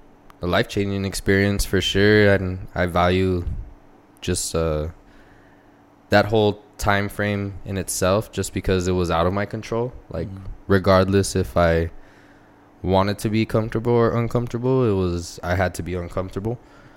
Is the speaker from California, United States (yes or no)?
no; El Paso, Texas, United States; Yeah, pretty much born and raised in El Paso.